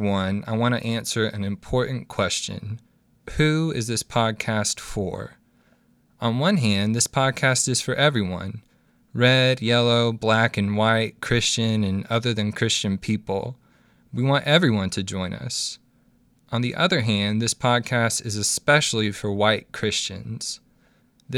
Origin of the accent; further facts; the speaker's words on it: Little Rock, Arkansas, United States; now in Springdale, United States; I was born and raised in Little Rock, and I live in Springdale